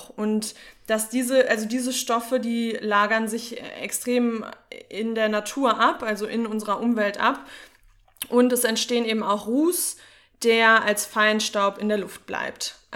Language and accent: German; North Rhine-Westphalia, Germany; Aber ich bin aus dem Sauerland. Bei uns sagt man eh auch ganz komische Sachen.